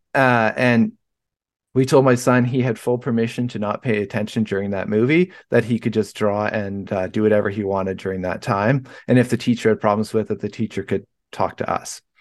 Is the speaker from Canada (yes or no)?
yes; Vancouver, British Columbia, Canada; moved away; I'm from Vancouver, B C originally, so that's, like, right on the ocean.